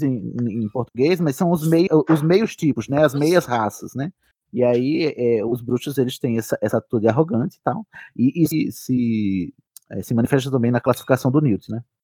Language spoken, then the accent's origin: Portuguese; Paraíba, Brazil; eu sou da Paraíba